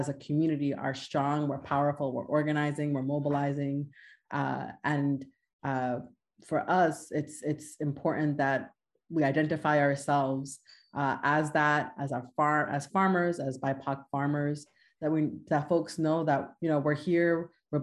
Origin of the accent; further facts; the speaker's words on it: New York City, New York, United States; moved away as an adult; also born or lived in Manhattan; now in Connecticut, United States; I'm originally from Queens. I was born and raised in Queens and moved to Manhattan